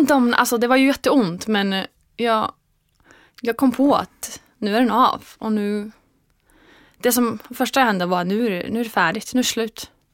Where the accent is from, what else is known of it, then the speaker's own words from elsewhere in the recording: Iceland; Swedish is a second language; now in Sweden; när jag kommer hem till Island